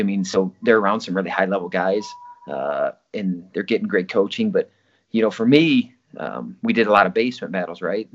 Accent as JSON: {"language": "English", "town": "Osage", "country": "United States", "tie": "born or raised there", "said": "Osage in the town that I lived"}